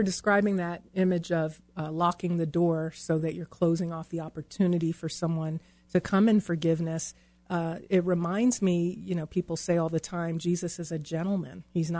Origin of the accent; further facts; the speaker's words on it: New York, United States; now in Colorado, United States; I grew up in New York where you had, you know, five deadbolts in the chain